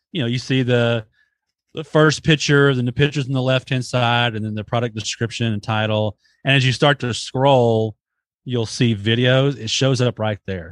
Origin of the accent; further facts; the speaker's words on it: Dallas, Texas, United States; I was born in Dallas